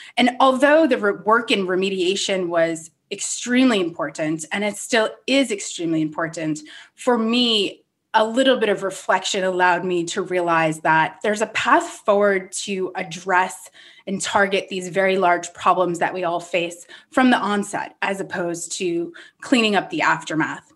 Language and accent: English; Rhode Island, United States; moved away; I grew up on the East Coast in Rhode Island, a small town which is definitely centered around the ocean